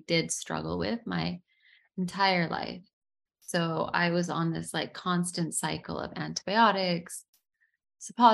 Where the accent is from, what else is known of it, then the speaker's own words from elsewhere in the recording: United States; moved away as an adult; now in Dubai, United Arab Emirates; I'm American, first generation American